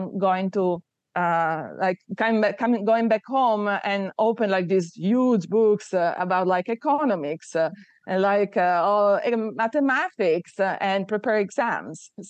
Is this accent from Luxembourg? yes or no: no; Turin, Piedmont, Italy; also born or lived in southern Italy (family); I was born in Torino, which is north of Italy. My family are from the south of Italy.